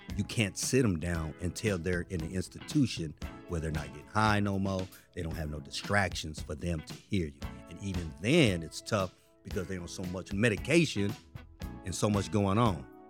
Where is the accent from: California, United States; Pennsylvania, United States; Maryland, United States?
California, United States; San Francisco; I'm from Frisco.